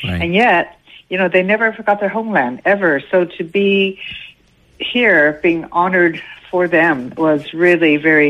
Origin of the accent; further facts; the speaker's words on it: Los Angeles, California, United States; moved away as an adult; also born or lived in Jeju Island, South Korea; now in Jeju, South Korea; third generation Korean American. I guess in Hangul known as Jamie Samsae Kyopo. Mm-hmm. And I was born and raised in Los Angeles, California.